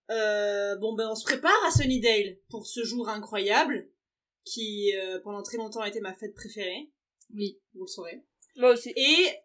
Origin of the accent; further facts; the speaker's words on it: Pau, Nouvelle-Aquitaine, France; moved away; chez moi à Pau